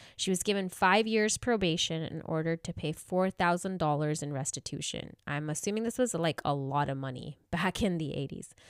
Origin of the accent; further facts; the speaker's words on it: India; now in Southern California, United States; I know I've told you guys that I'm from India